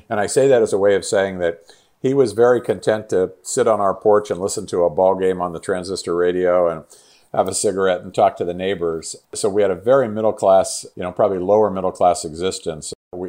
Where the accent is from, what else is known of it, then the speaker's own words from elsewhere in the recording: Pittsburgh, Pennsylvania, United States; Yeah, so I grew up in Pittsburgh, Pennsylvania, which was a, you know, on the East Coast and a real steel town.